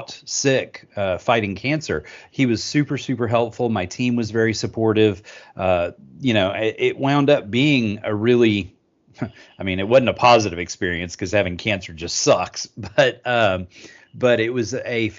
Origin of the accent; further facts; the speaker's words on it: Austin, Texas, United States; I'm from Austin, Texas